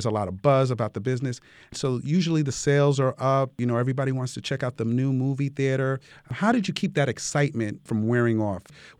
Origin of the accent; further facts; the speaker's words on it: New York City, New York, United States; moved away; I grew up in Brooklyn